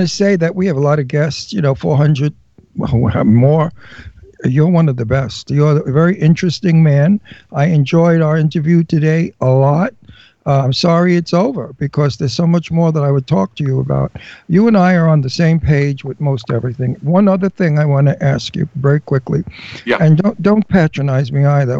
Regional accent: New York City, New York, United States; moved away; I'm a wild guinea from Brooklyn. I'm Italian from Brooklyn

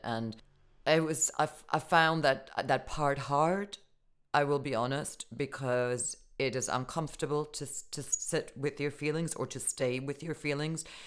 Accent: Germany; moved away; growing up in Germany

